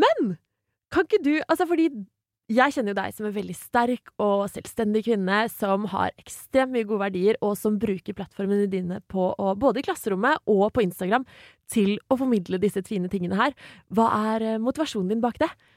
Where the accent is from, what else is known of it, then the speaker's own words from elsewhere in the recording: Asker, Akershus, Norway; Jeg kommer fra Asker